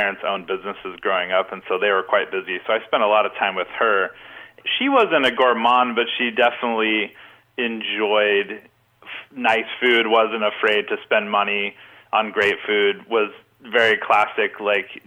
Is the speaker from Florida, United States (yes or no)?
no; Olympia, Washington, United States; Olympia, born and raised.